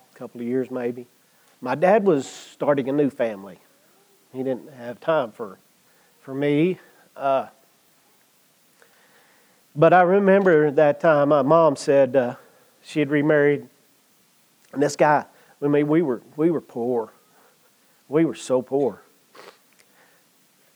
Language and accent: English; Comanche, United States; I grew up in Comanche